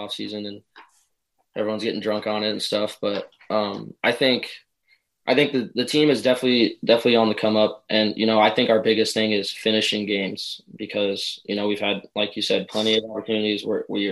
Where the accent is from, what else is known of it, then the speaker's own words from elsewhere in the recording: Denver, Colorado, United States; I was born in Denver, Colorado